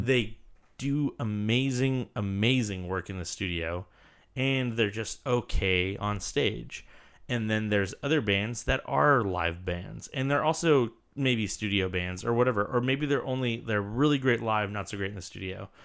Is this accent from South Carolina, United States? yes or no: no; Santa Cruz, California, United States; My hometown is Santa Cruz, California